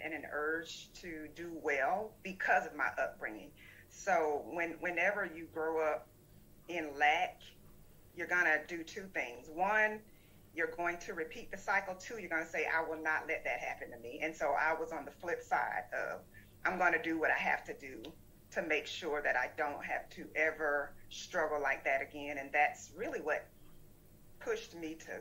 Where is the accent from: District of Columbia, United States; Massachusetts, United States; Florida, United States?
Florida, United States; South; moved away as an adult; also born or lived in Georgia; I grew up in South Florida, born to a teen